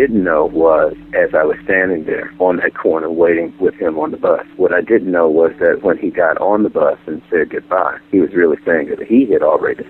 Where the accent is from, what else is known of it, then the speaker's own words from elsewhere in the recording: Missouri, United States; Yeah, I am from Missouri. Show me.